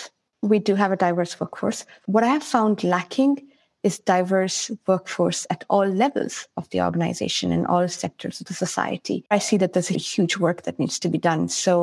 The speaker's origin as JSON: {"language": "English", "country": "India", "tie": "born or raised there", "also_born_or_lived": "Kenya / Sri Lanka / United States", "lives_now": "Sweden", "said": "I was born in India, lived a little bit all over India, everything from Chennai to Kashmir, Assam, Delhi, Mumbai."}